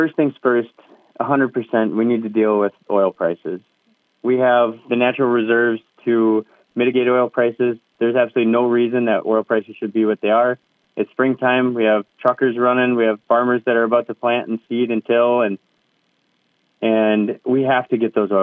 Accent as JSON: {"language": "English", "town": "Red Wing", "region": "Minnesota", "country": "United States", "tie": "born or raised there", "said": "I was born and raised in Red Wing, Minnesota"}